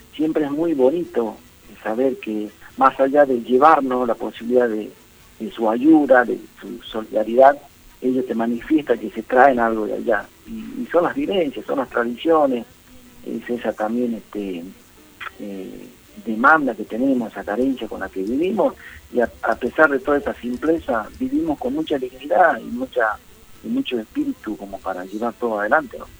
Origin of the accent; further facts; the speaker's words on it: Morillo, Salta, Argentina; moved away as an adult; now in Tucumán, Argentina; yo nací me crié allá en el Chaco Salteño, en un pueblito que se llama Morillo, pero me ha acerencié como 20 años aquí en Tucumán